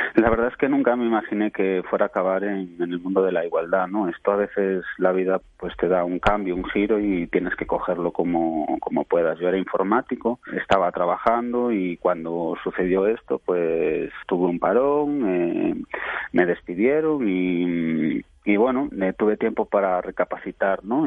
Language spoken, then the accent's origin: Spanish; Venezuela; moved away; yo y mi hermana nacimos en Venezuela